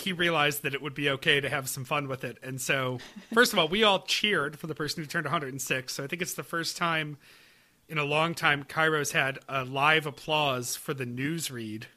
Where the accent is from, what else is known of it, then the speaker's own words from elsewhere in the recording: Webster, New York, United States; moved away as an adult; also born or lived in Buffalo; now in Pawtucket, United States; I drove around in Webster, my hometown